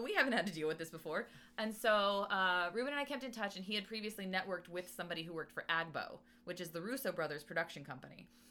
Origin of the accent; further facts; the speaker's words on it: La Verne, California, United States; I grew up in Laverne. Uh-huh. Uh, which is close to the LA County Fairgrounds